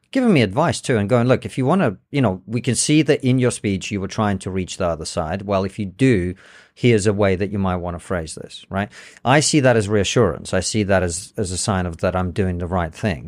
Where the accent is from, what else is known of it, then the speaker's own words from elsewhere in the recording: England, United Kingdom; also born or lived in Soviet Union; I was born in the Soviet Union. I speak Russian and English. I understand both cultures. I can articulate myself pretty well. I grew up in Britain